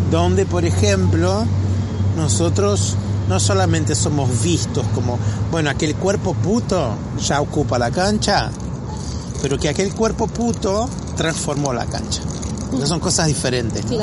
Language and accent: Spanish; Brazil; a nosotros, a los brasileños nos pasa muchas veces en Estados Unidos cuando se va a completar una ficha en un hotel que está así, hispano. Nosotros no somos hispanos.